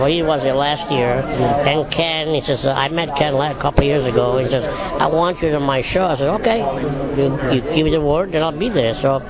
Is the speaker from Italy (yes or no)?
yes; Italy; now in United States; Now, when I came from Italy, 1955, I went to live with my brother in Pleasantville, New York